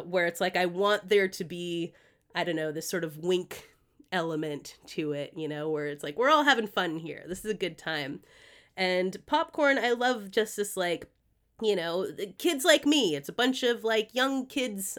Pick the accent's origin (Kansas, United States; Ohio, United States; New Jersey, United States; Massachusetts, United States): Massachusetts, United States; Greenfield; the street that I grew up on in Massachusetts